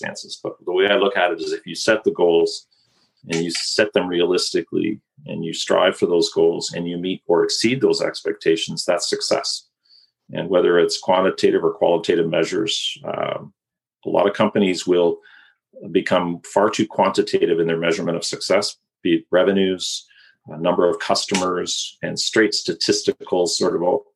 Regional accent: Kitchener-Waterloo, Ontario, Canada; I was born and raised in Kitchener-Waterloo

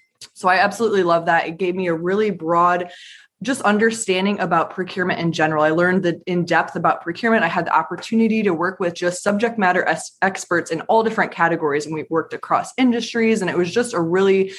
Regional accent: Michigan, United States; now in Raleigh, United States; I'm currently in Raleigh, North Carolina from the Michigan area.

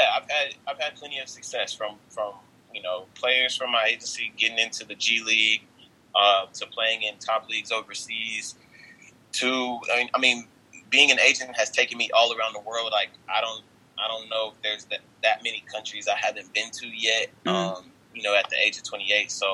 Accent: Dallas, Texas, United States; I am from Dallas, Texas

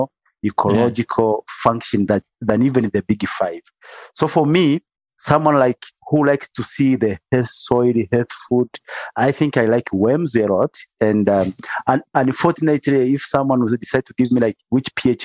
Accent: Bukoba, Kagera, Tanzania; I'm from Lake Victoria, specifically a place or a town called Bukoba

